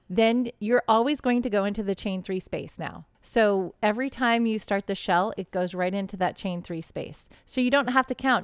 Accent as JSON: {"language": "English", "region": "Texas", "country": "United States", "tie": "born or raised there", "said": "I grew up in Texas, but I grew up in suburban Texas"}